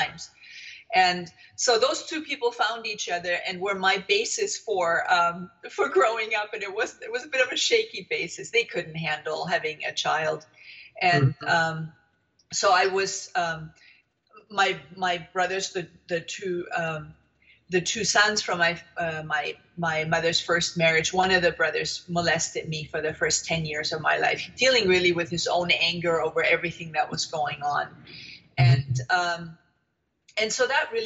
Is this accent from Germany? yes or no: yes; Germany; moved away; I am originally from Germany, and I was born in the wake of the Second World War